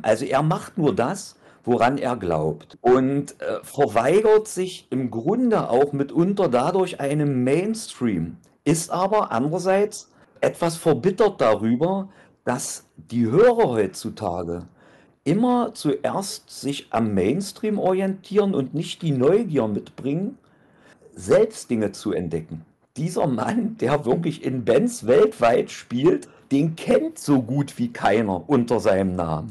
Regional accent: East Germany, Germany; Und ich bin ein Ossi

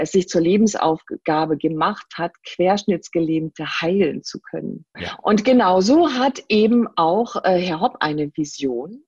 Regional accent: Rhine-Main-Neckar area, Rhine-Neckar area, Germany; Ich komme aus der Gegend hier Rhein-Main-Neckar

